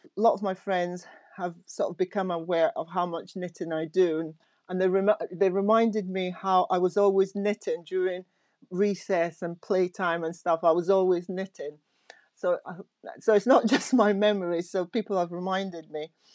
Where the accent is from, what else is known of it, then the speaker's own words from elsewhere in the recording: Aberdeen, Scotland, United Kingdom; I went to school in Aberdeen, um, in Scotland. So I was brought up in Scotland